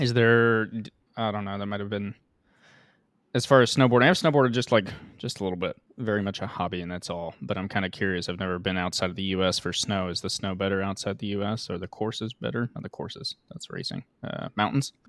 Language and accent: English; Utah, United States; also born or lived in Washington; We're both from Utah, so Wyoming feels more, more close to home